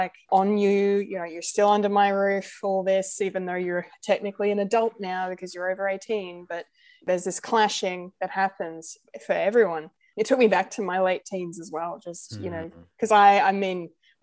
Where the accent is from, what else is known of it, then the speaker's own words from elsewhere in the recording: Australia; I am very much Anglo, very much your white Aussie